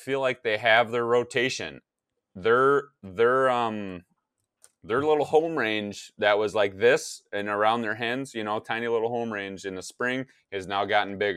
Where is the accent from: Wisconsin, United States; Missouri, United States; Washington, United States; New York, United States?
Wisconsin, United States; now in Minnesota, United States; my home state of Wisconsin